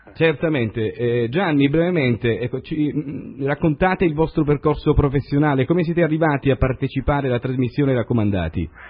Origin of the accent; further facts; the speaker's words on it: Ragusa area, Sicily, Italy